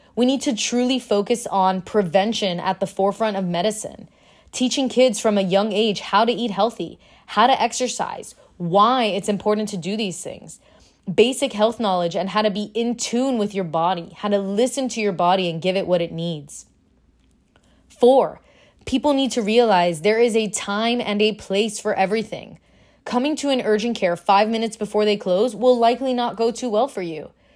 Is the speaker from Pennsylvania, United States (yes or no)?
no; Miami, Florida, United States; moved away; I'm from Miami